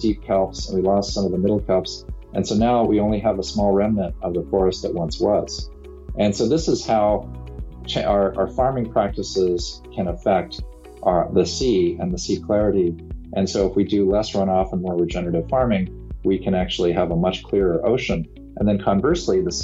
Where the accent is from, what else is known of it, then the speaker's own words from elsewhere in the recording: California, United States; my home state of California